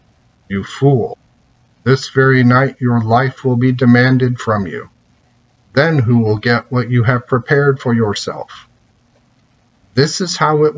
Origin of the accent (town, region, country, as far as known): United States